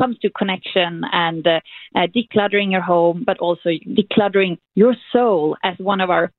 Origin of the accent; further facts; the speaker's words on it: Sweden; for all of us coming from Sweden to bring this to America